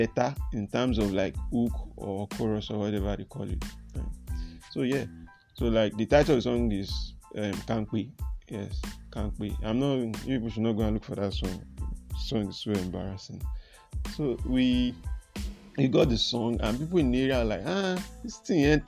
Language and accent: English; Lagos, Nigeria; I'm from Lagos Island, Adeniji side.